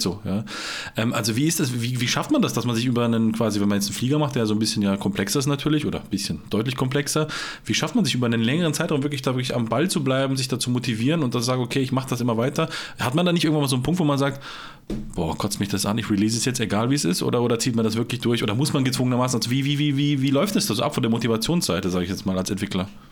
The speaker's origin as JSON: {"language": "German", "town": "Herten", "region": "Baden-Württemberg", "country": "Germany", "said": "Herten, das ist da, wo ich herkomme, Eco, Delta Tango Roma, ganz unten in Süddeutschland"}